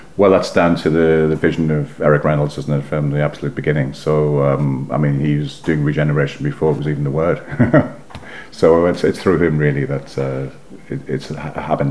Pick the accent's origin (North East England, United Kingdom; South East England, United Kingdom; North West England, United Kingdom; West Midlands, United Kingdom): North East England, United Kingdom; South Shields; moved away as an adult; now in London, United Kingdom; I was born and raised in South Shields, which is the port of the River Tyne